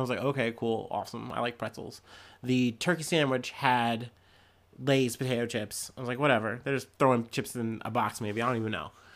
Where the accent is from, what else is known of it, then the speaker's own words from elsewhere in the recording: Midwest, United States; I'm a Midwesterner